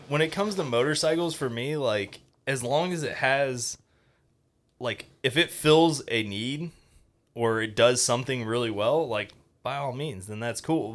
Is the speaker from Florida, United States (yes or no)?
yes; Fort Walton Beach, Florida, United States; also born or lived in Tampa, Florida; originally I'm from Fort Walton